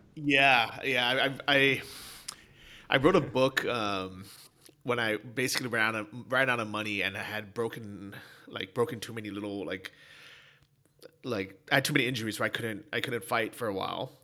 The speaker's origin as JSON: {"language": "English", "town": "San Francisco", "region": "California", "country": "United States", "tie": "born or raised there", "said": "growing up in San Francisco"}